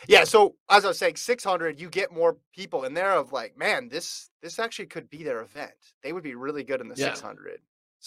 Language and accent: English; West Coast, United States; I grew up on the West Coast